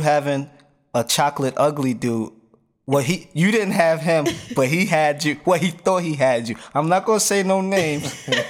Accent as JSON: {"language": "English", "region": "New Jersey", "country": "United States", "moved": "yes", "lives_now": "Wilson, United States", "said": "I'm a Jersey boy."}